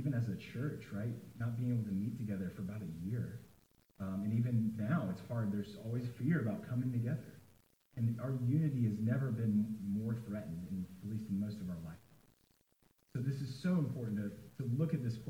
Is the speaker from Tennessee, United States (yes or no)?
yes; Nashville, Tennessee, United States; I am from Nashville. And I grew up in Nashville